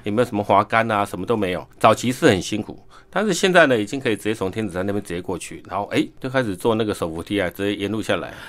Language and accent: Chinese; Taiwan; 我们台湾人